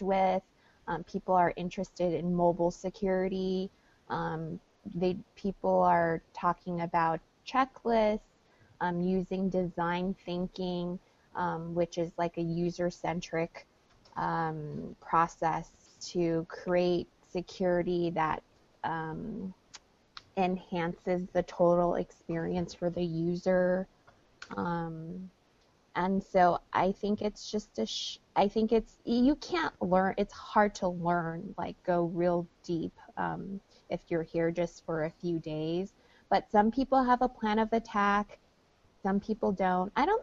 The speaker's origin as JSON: {"language": "English", "region": "New York", "country": "United States", "said": "New York"}